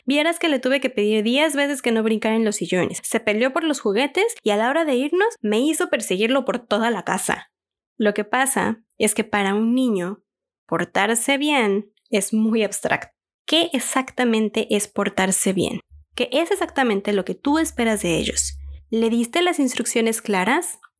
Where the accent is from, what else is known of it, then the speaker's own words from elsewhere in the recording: Mexico; En mi país, México, es muy